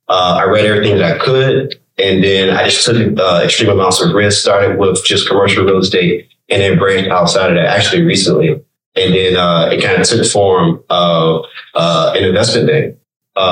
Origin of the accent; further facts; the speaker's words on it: Virginia, United States; moved away; also born or lived in Richmond, Virginia (born) / Texas; I'm from Virginia